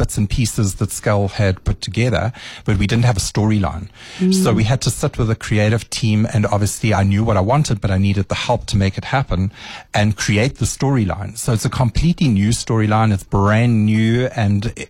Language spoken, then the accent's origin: English; South Africa; as a South African